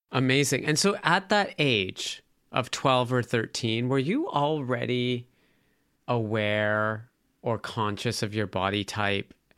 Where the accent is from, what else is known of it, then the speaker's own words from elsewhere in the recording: Calgary, Alberta, Canada; I grew up in Calgary, Alberta, Canada